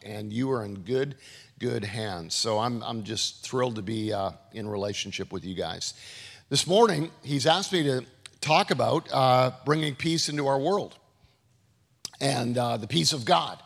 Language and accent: English; Canada; moved away; This is Canada. This is where I grew up